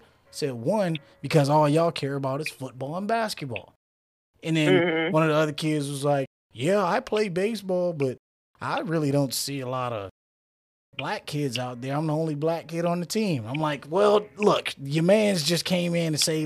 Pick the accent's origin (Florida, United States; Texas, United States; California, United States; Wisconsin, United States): Florida, United States; now in Tulsa, United States; I'm from Florida